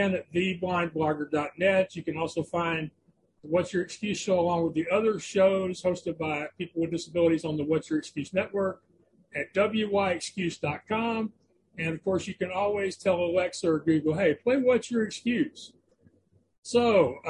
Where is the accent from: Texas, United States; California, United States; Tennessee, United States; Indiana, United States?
Texas, United States; as a Texan